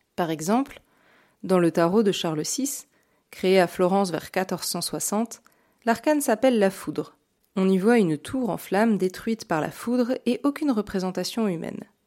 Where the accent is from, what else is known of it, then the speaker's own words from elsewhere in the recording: Burgundy, Bourgogne-Franche-Comté, France; j'ai grandi en Bourgogne